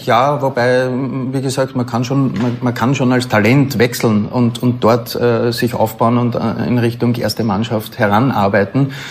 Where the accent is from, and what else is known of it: Austria